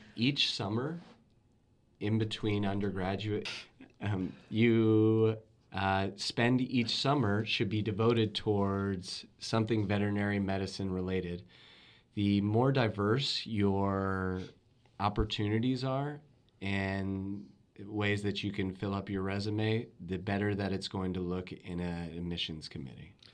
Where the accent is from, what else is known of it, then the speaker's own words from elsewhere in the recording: Louisville, Kentucky, United States; growing up in Louisville, Kentucky